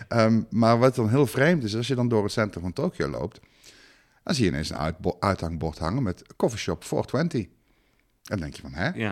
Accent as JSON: {"language": "Dutch", "country": "Netherlands", "said": "ik ben Nederlander"}